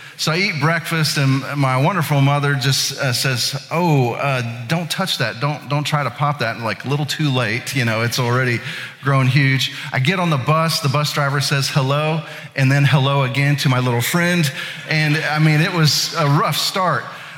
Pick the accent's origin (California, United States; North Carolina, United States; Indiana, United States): Indiana, United States; now in Atlanta, United States; My wife is a native of Atlanta. I am actually originally from Indiana. But 2 decades in the South, you're gonna hear some y'alls come out of me every now and then.